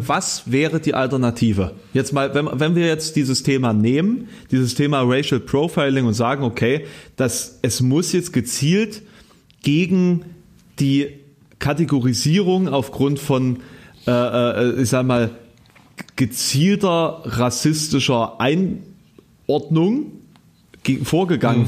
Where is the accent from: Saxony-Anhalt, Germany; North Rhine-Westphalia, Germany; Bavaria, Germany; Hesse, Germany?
Saxony-Anhalt, Germany; Querfurt; born or raised there; now in Halle, Germany